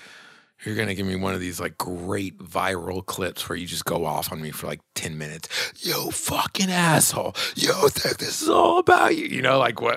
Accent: Belize; If you were like, what accent is that? I'm like, I'm from Belize. I'm from Belize.

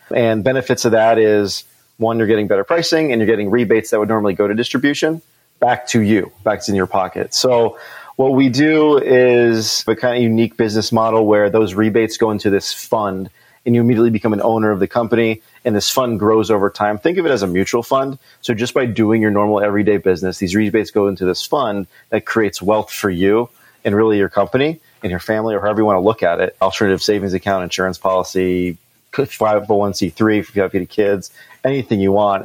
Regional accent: Philadelphia, Pennsylvania, United States; moved away as an adult; also born or lived in Florida; I'm from the Philadelphia area, born and raised, lived down in Florida for 10 years and moved back up right during 2020

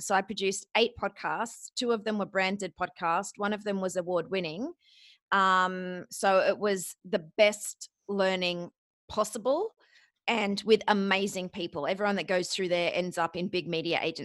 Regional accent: Australia; also born or lived in Ohio, United States / Los Angeles, United States / London, United Kingdom; I'm Australian. Right now I'm in Sydney

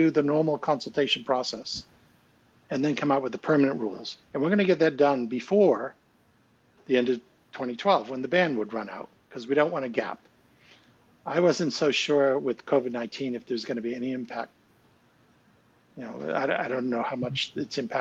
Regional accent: United States; now in United Kingdom; I'm an American. I have an American passport. I do not have a British passport.

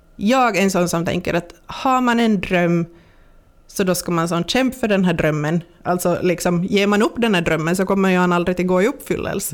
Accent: Pensala, Ostrobothnia, Finland; jag ska vara i, i Pensala, mm. i, i, min hemby.

